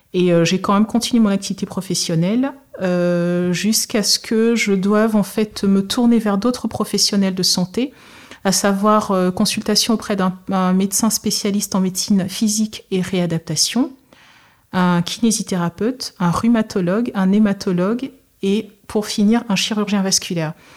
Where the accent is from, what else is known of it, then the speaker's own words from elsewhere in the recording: Togo; je suis originaire du Togo